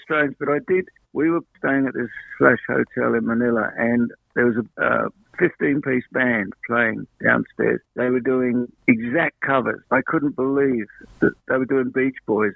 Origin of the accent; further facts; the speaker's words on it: South London, United Kingdom; now in Australia; I grew up in uh, South London, about 12 miles. I mean, that's what 20 k's from um, from London